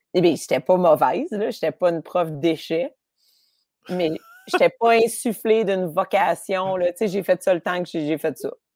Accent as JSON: {"language": "French", "town": "Montreal", "region": "Quebec", "country": "Canada", "tie": "born or raised there", "said": "J'ai grandi à Rosemont."}